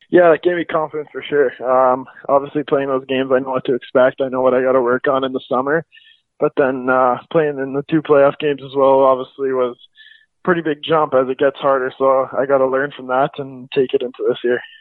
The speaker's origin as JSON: {"language": "English", "town": "Calgary", "region": "Alberta", "country": "Canada", "said": "I'm from Calgary, Alberta."}